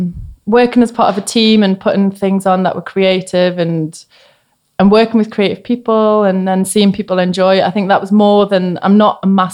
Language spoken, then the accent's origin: English; Newcastle, North East England, United Kingdom; So when I was, I was like a teenager in the 90s. So I was really into like Riot Girl music. And because Newcastle was a bit barren, to be honest